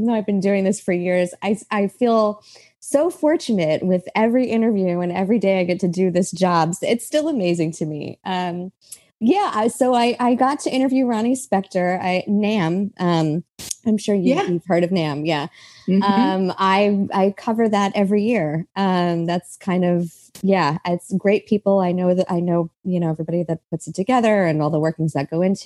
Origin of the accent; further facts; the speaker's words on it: New York, United States; I grew up in New York